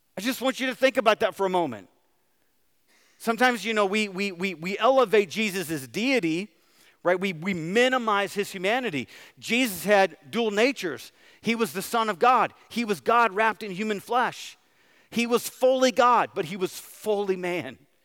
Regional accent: United States; as American Christians

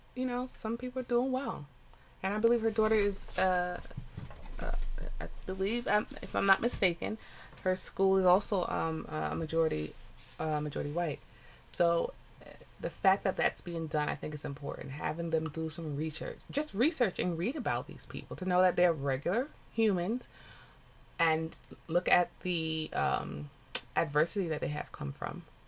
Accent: United States; I am a first generation American. My parents are West Indian, Jamaicans. But I am American

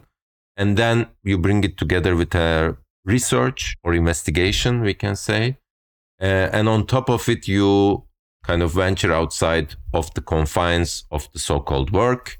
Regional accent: Turkey; growing up in Turkey, you end up like primary school is like years of memorizing this

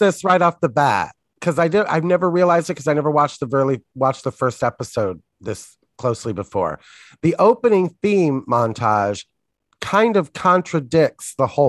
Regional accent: Indiana, United States; I'm from Indiana

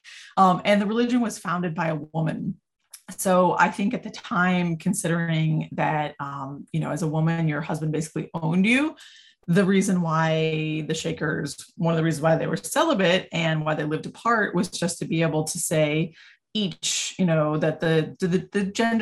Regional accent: New England, United States; also born or lived in Vermont; now in Hudson Valley, United States; I'm a visual artist. I work in many different mediums. I was born in Vermont and grew up kind of all over New England.

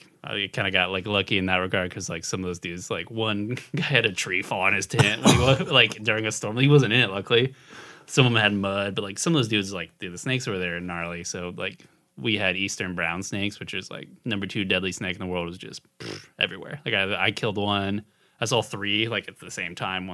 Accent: Boerne, Texas, United States; moved away as an adult; also born or lived in Austin, Texas; now in San Antonio, United States; I'm from Bernie originally

